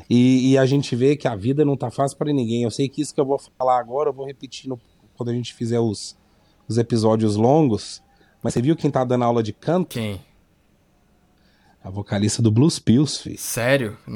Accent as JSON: {"language": "Portuguese", "town": "Goiânia", "region": "Goiás", "country": "Brazil", "said": "Bem, eu sou de Goiânia"}